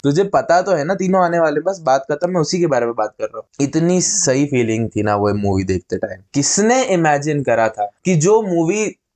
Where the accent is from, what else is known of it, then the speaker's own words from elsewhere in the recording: Madhya Pradesh, India; हमारे शहर